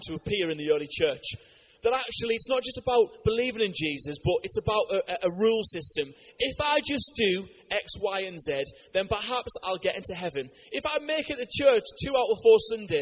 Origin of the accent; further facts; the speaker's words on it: United Kingdom; I'm a Brit